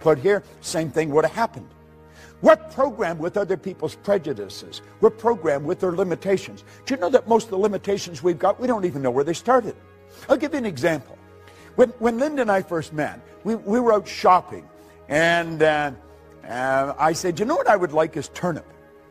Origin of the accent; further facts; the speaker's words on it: Northern Ontario, Canada; I was raised in Northern Ontario.